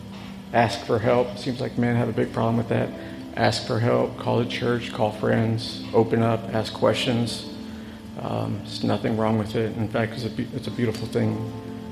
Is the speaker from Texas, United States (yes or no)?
yes; San Antonio, Texas, United States; we're from San Antonio, Texas